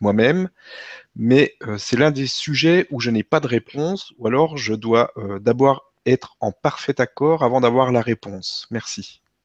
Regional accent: Vosges, Grand Est, France; je viens des Vosges

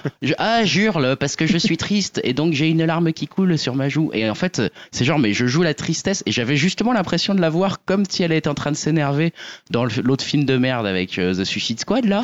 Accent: Lorraine, Grand Est, France; je suis lorrain d'origine

